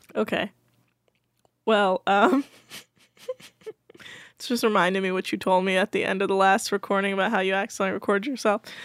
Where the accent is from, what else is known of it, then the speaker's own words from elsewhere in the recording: Bay Area, Northern California, United States; I was raised in Northern California.